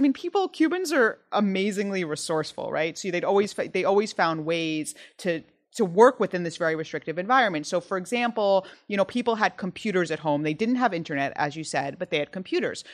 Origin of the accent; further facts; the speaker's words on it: United States; as an American